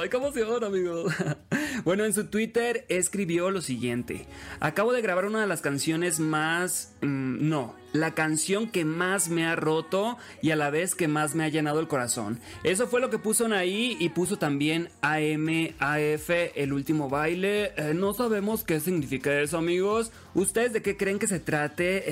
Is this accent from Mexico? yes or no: yes; Los Mochis, Sinaloa, Mexico; moved away; also born or lived in Mexico City; soy originario de Los Mochis, Sinaloa